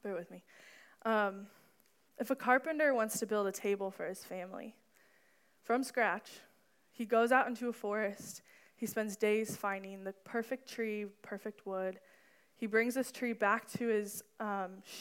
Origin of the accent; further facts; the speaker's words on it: Danville, United States; My hometown is Danville